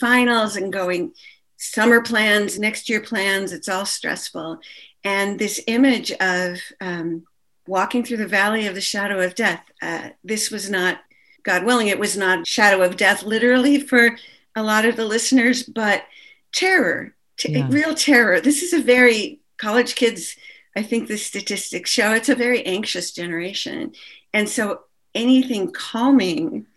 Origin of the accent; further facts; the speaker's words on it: Minnesota, United States; as a Jew and especially as a Jew in Minnesota